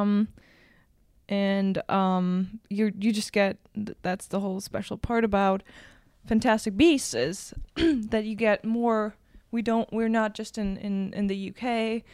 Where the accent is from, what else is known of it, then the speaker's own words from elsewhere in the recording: Berlin, Germany; English is a second language; from Berlin. Like, I was born in Berlin, raised